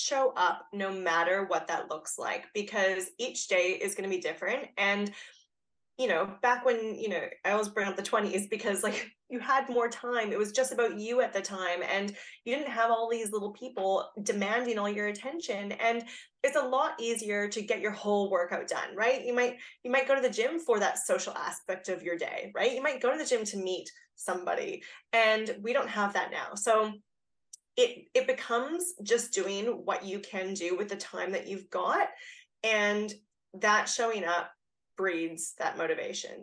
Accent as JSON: {"language": "English", "country": "Canada", "moved": "yes", "lives_now": "Australia", "said": "I'm Canadian, but I've lived here for a long time"}